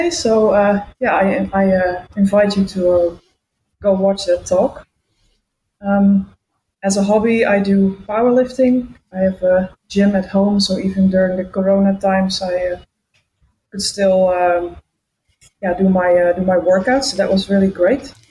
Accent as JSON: {"language": "English", "region": "Utrecht", "country": "Netherlands", "said": "I'm hailing from the Netherlands, Utrecht to be exact."}